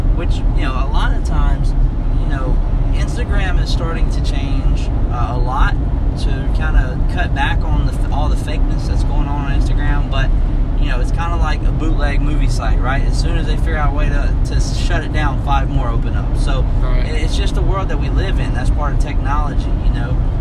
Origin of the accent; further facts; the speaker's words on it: Tuscaloosa, Alabama, United States; we're from Tuscaloosa, Alabama